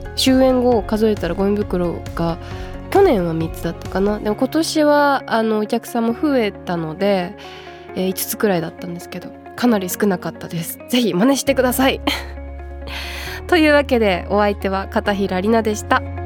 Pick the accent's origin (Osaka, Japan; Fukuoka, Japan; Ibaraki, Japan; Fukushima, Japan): Fukushima, Japan; 地元福島県猪苗代で野外イベントを行ったんですけども